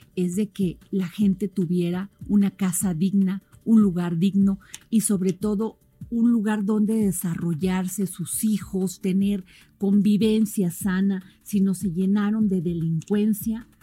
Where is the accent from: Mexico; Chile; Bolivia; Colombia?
Mexico